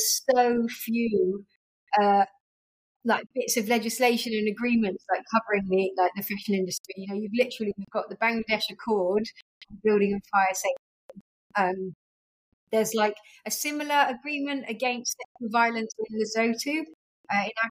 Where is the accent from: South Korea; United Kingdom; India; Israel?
United Kingdom; as like a British woman